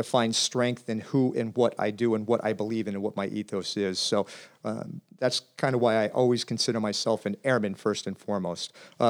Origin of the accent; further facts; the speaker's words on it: Columbus, Ohio, United States; I was a youth growing up in Columbus, Ohio, kind of a city kid.